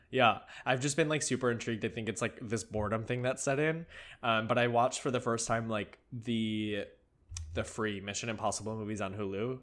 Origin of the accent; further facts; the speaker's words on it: Chicago, Illinois, United States; I grew up in Chicago